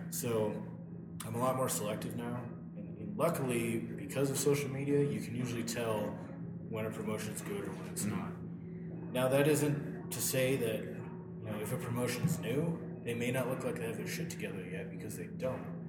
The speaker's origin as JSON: {"language": "English", "town": "Missoula", "region": "Montana", "country": "United States", "tie": "born or raised there", "said": "I was living in my hometown of Missoula, Montana"}